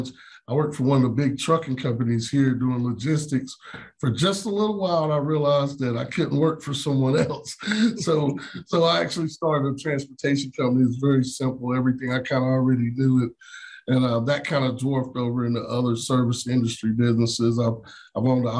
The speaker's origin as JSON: {"language": "English", "town": "Wilkesboro", "region": "North Carolina", "country": "United States", "tie": "born or raised there", "also_born_or_lived": "Greensboro, North Carolina", "lives_now": "Charlotte, United States", "said": "born and raised in Wilkesboro, North Carolina, small town, about 30 minutes from Boone"}